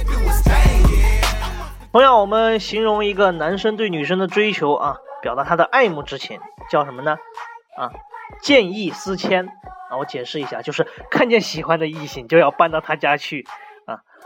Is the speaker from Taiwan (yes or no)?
no; China; 我们中国人